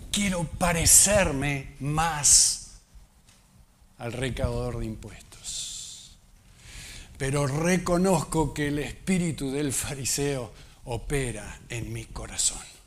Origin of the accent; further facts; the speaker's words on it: Argentina; nosotros que somos argentinos